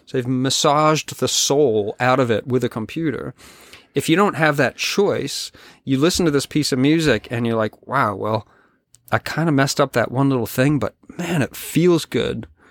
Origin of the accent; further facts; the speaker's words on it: Colorado, United States; also born or lived in California / Nashville, Tennessee; now in British Columbia, Canada; I grew up in the West, in Colorado